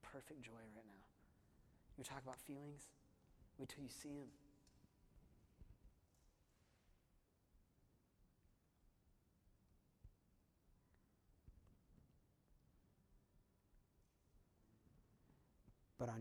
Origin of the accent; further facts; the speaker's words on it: Simi Valley, California, United States; Ronald Reagan is buried in my hometown. He's buried in Simi Valley, California.